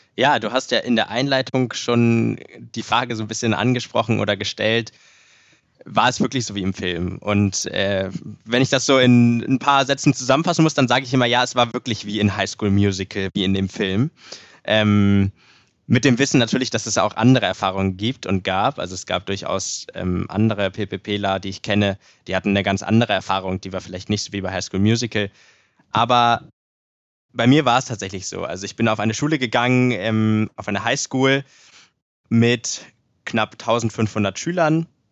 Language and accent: German; Hamburg, Germany; also born or lived in Dresden / Indianapolis, United States; in meiner Heimat Hamburg